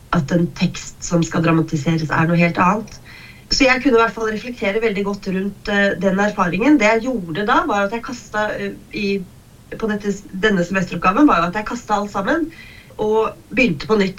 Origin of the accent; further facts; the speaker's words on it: Kongsvinger, Innlandet, Norway; jeg har vokst opp på Kongsvinger